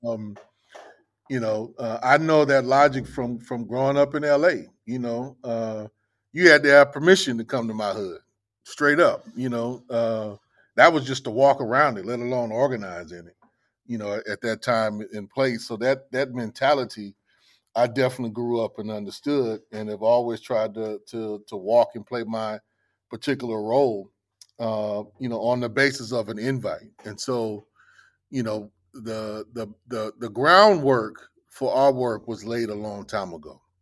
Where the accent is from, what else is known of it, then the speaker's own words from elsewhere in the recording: Los Angeles, California, United States; now in Jackson, United States; growing up in Los Angeles